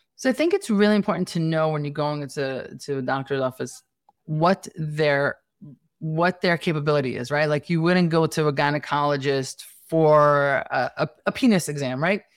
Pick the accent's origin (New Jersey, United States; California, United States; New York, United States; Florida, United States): New York, United States; New York City; accent: Brooklyn, Staten Island, New York City; I'm Staten Island, you know, this is the Brooklyn, Staten Island, New York City kind of accent